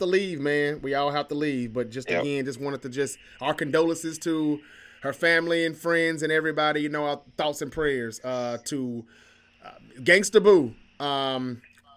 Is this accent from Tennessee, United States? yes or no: yes; Memphis, Tennessee, United States; We're from the Memphis area